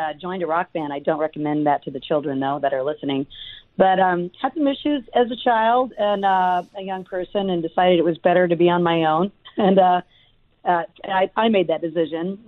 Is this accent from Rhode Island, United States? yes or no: no; Los Angeles, California, United States; moved away; I was born in Los Angeles